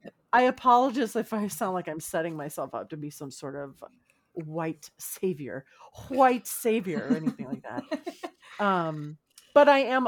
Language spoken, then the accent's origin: English; California, United States; We're all from Southern California.